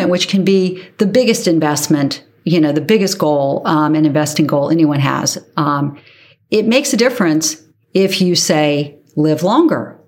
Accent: Charleston, South Carolina, United States; my hometown of Charleston, South Carolina

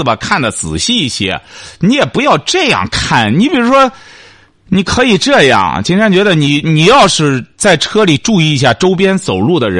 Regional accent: China; 我们中国人过去讲什么坐如钟，行如风的

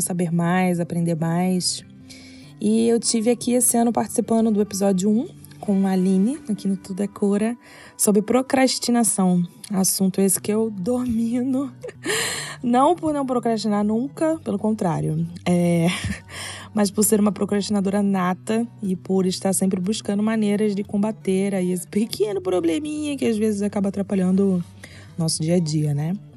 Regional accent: Rio de Janeiro, Brazil; Eu sou carioca

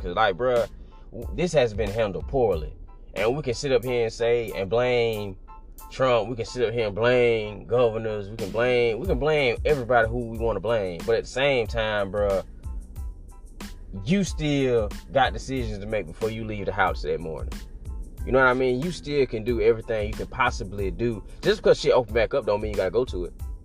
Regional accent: United States; I'm American

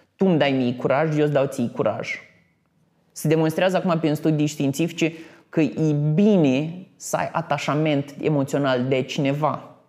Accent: Botoșani, Botoșani County, Romania; moved away as an adult; also born or lived in Iași; Eram venit din Botoșani

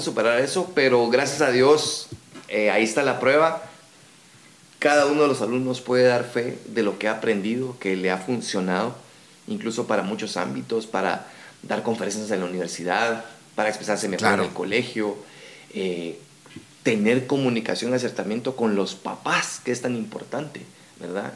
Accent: Guatemala; accent: Guatemalan; nosotros tenemos nuestro acento guatemalteco

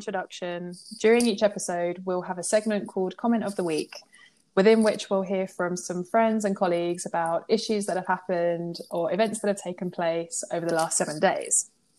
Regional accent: Rayleigh, East of England, United Kingdom; moved away; I'm originally from a really small town called Rayleigh in Essex. I don't know if anyone's heard of it, and I promise my accent won't shine through too much.

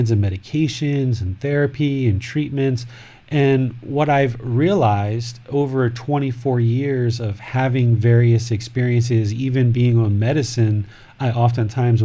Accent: United States; I grew up in America, in Washington, D.C., Maryland, Virginia area.

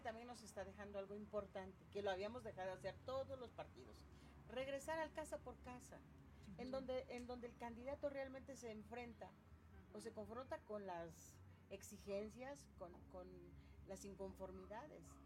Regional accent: Puebla, Mexico

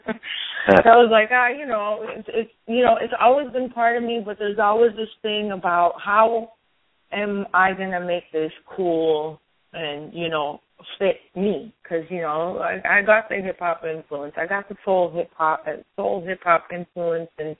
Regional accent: Montreal, Quebec, Canada; also born or lived in Florida; now in Los Angeles, United States; Originally born and raised in Montreal. I lived in Florida for a long while, and now we've been living in L.A. for 7 years

